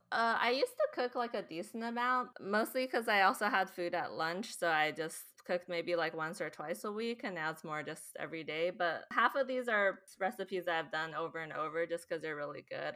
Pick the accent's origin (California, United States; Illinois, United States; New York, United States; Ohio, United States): California, United States; Bay Area; moved away as an adult; now in Seattle, United States; Quick Lees in Cupertino, which is, like, near my hometown